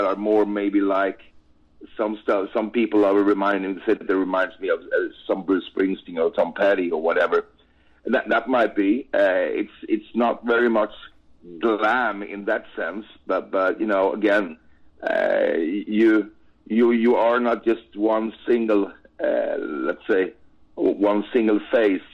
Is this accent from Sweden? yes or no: yes; Sweden; first language Swedish; English is a second language; my native language, Swedish